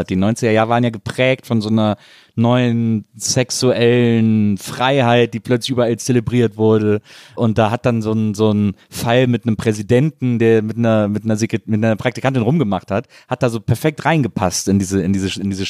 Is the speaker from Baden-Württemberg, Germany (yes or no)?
no; Ratingen, North Rhine-Westphalia, Germany; meine Heimatstadt Ratingen